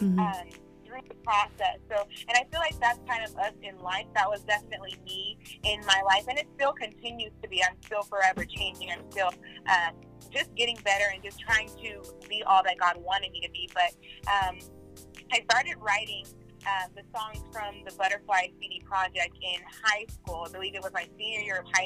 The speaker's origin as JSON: {"language": "English", "town": "Oakland", "region": "California", "country": "United States", "tie": "born or raised there", "also_born_or_lived": "Brentwood", "moved": "as an adult", "said": "when I got out of high school and I graduated, I moved to Brentwood and from Oakland"}